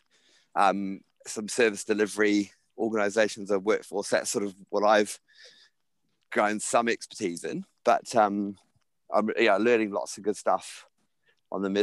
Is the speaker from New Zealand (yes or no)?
yes; New Zealand; growing up in New Zealand